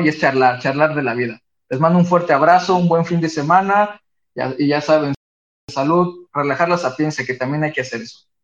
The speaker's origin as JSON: {"language": "Spanish", "region": "Veracruz", "country": "Mexico", "said": "soy jarocho y me voy a los fandangos"}